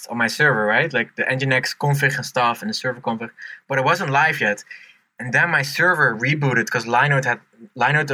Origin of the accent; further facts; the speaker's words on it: Netherlands; moved away; I'm from Holland